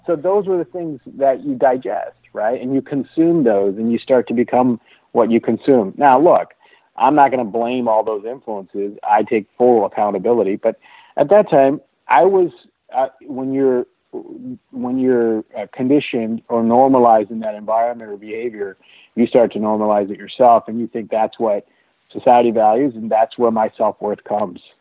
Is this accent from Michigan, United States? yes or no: yes; Detroit, Michigan, United States; moved away as an adult; also born or lived in India; now in Seattle, United States; I grew up in the Detroit area.